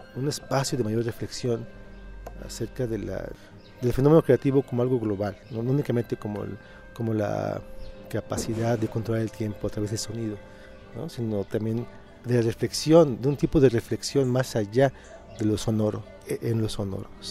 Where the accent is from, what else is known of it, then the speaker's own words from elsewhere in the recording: Mérida, Yucatán, Mexico; moved away as an adult; also born or lived in Mexico City / Morelia; Yo soy de Mérida, nací en Mérida, me formé profesionalmente en, la UNAM